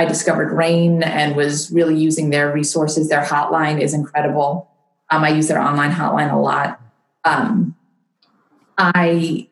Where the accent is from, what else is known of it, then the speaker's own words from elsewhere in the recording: Long Island, New York, United States; moved away as an adult; also born or lived in Washington, District of Columbia, United States / Virginia; I grew up in New York on Long Island